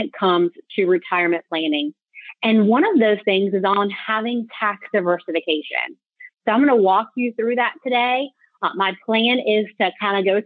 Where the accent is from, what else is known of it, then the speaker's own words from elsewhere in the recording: Tallahassee, Florida, United States; now in Jacksonville, United States; I'm in Jacksonville, but I'm from Tallahassee